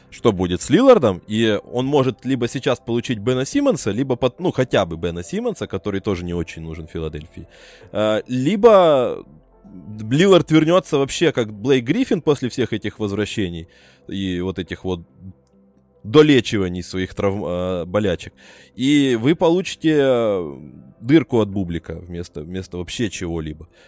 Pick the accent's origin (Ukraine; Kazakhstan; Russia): Ukraine; Brovary, Kyiv Oblast; я обычный броварчанин, украинец.